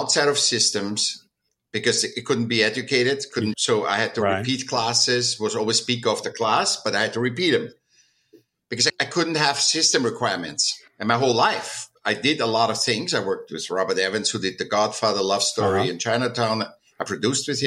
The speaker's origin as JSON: {"language": "English", "region": "Vienna", "country": "Austria", "tie": "born or raised there", "moved": "yes", "lives_now": "California, United States", "said": "I was born in 1959 in Vienna, in Austria."}